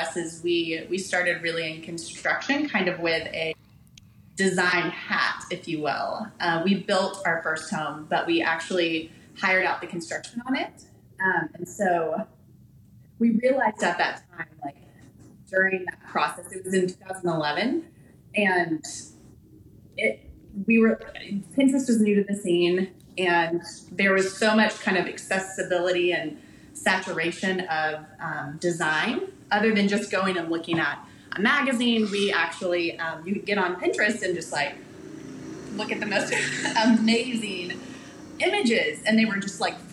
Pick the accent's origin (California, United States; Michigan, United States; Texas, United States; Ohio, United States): Texas, United States; I'm a born and raised Texan.